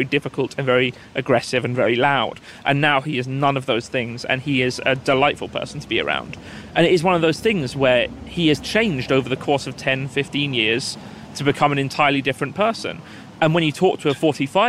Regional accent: United Kingdom; also born or lived in Scotland

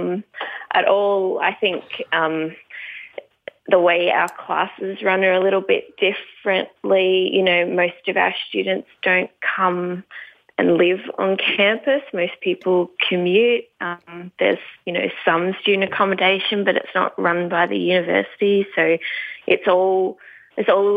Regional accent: Tasmania, Australia; moved away; also born or lived in California; I grew up in Tasmania. I'm not there now, so I'm happy to say that I grew up down in Tasmania

